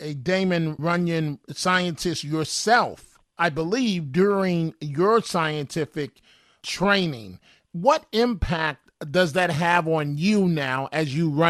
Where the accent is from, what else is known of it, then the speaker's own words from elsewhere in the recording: New York City, New York, United States; my life, growing up in New York City